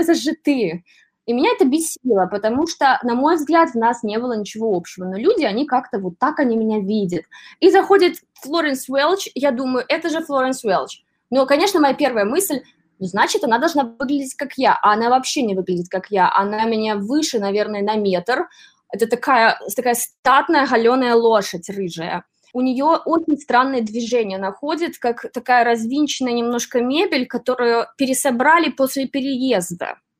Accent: Belarus; now in New York, United States; я из Беларуси

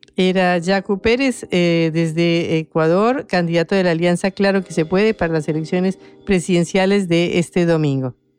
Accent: Colombia; yo soy colombiana

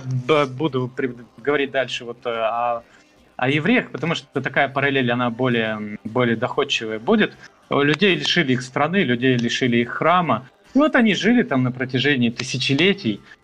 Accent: Moldova; now in Canada; я из Молдавии

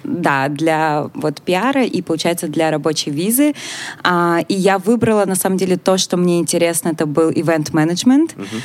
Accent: Russia; moved away as an adult; когда я жила в России

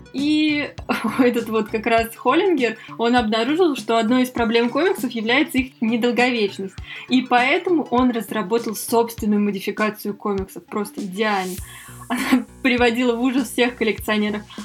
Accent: Moscow, Russia; мы из Москвы

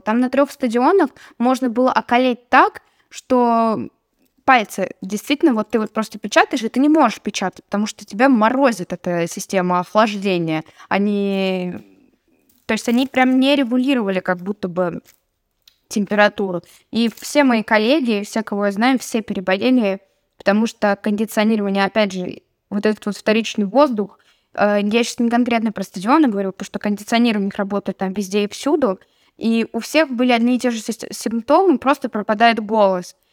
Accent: Russia; Я говорю, из России

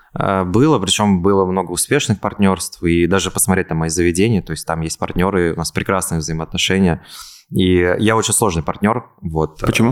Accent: Kazan, Tatarstan, Russia; moved away as an adult; also born or lived in Ulyanovsk; now in Moscow, Russia; Потом мы переехали в Ульяновск, и из Ульяновска мы в 6 лет переехали, соответственно, в Казань, и все детство я вырос в Казани. В 2018 году я переехал в Москву

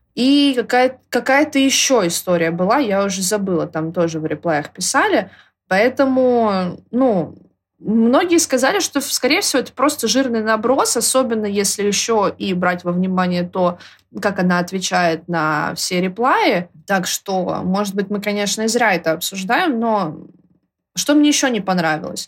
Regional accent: Moscow, Russia; Я москвичка

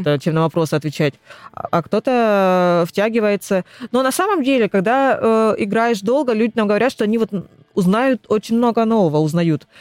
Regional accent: Rostov-on-Don, Rostov Oblast, Russia; moved away as an adult; now in Krasnodar, Russia; Я сама из Ростова.

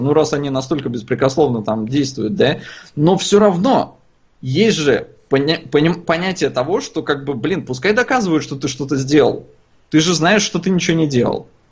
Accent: Estonia; я родился и вырос в Эстонии

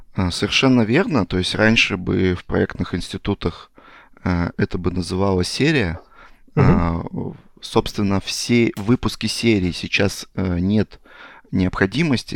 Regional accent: Chelyabinsk Oblast, Russia; moved away as an adult; also born or lived in Zlatoust; now in Moscow, Russia; я родом там с Челябинской области

